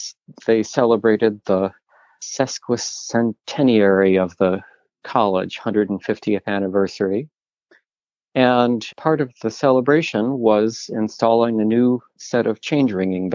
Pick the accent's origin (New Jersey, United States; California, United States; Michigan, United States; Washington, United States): Michigan, United States; Kalamazoo; now in Boston, United States; I grew up in Kalamazoo, Michigan, and went to Kalamazoo College